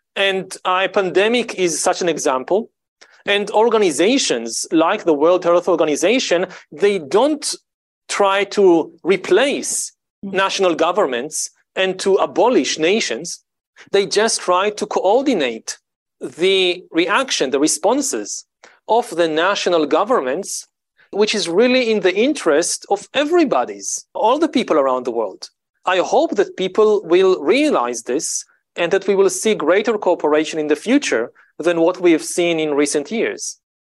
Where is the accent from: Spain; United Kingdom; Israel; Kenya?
Israel; I grew up in Israel, in the Middle East